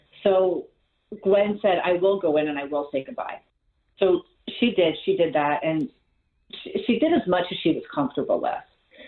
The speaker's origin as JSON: {"language": "English", "region": "New Jersey", "country": "United States", "tie": "born there", "said": "Like, I was born in Jersey, and anything."}